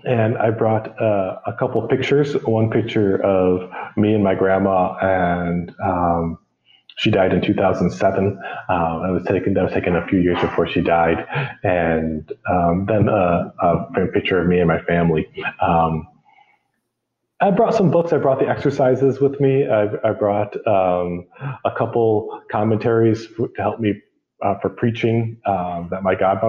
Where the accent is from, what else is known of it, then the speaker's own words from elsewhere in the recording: Rochester, New York, United States; moved away as an adult; now in Micronesia; I'm from Rochester, which is about an hour away from Buffalo